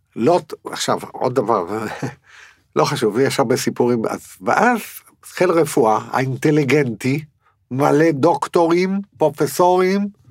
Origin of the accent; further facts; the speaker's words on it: Netanya, Central District, Israel; אני גדלתי בנתניה